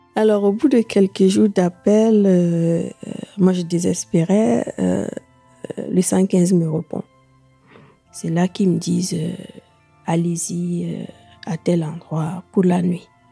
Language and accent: French; Burkina Faso; moved away as an adult; now in France; elle a reconnu mon accent aussi. Et quand je lui ai dit qu'on était du même pays